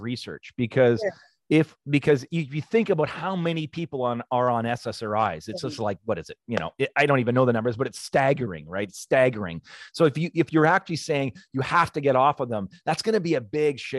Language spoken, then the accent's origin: English; Canada